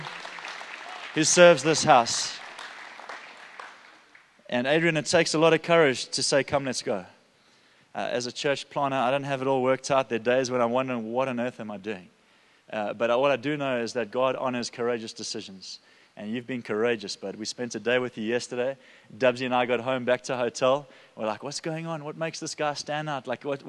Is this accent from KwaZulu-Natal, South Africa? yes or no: yes; Durban, KwaZulu-Natal, South Africa; I'm from Durban